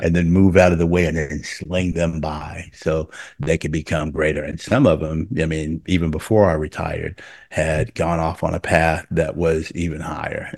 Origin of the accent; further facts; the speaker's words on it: Oklahoma City, Oklahoma, United States; moved away as an adult; I'm from Oklahoma City, but I wasn't from a dense part of Oklahoma City